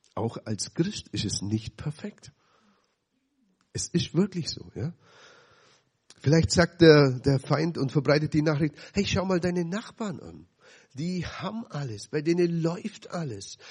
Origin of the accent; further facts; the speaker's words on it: Dillingen, Bavaria, Germany; so sieben Kilometer weg von dem Stadt, wo ich aufgewachsen bin